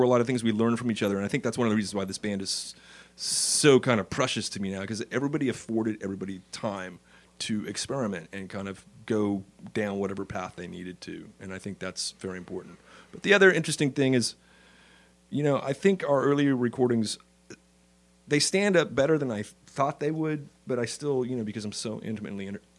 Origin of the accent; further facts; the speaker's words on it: Riverside, California, United States; I grew up in Riverside.